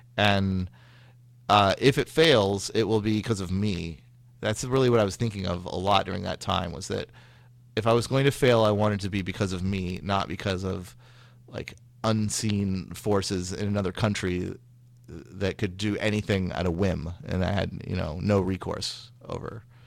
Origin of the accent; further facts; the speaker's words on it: Sacramento, California, United States; moved away as an adult; also born or lived in Massachusetts; now in Bay Area, United States; I'm from Sacramento, which is in Northern California